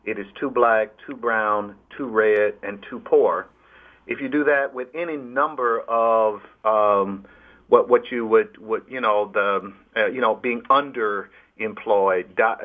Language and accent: English; Alabama, United States; when I was growing up in Alabama under George Wallace